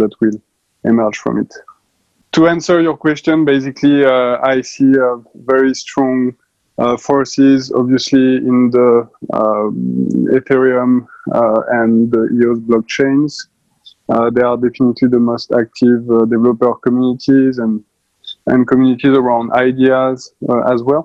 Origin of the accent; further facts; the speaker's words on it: France; accent: French; English is a second language; also born or lived in Paris; for the last 10 years in Paris, obviously, with my accent.